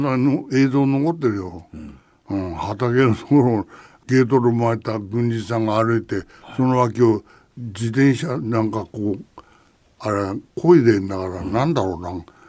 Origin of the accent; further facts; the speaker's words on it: Chigasaki, Kanagawa, Japan; 同じ茅ヶ崎出身だからね